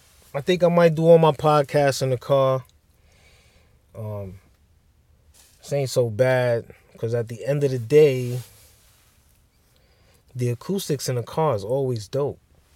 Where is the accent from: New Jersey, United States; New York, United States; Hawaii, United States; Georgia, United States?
New York, United States; Bronx; Like, to me, as a kid growing up in the Bronx, I can't say anything about L.A. and California, any of that.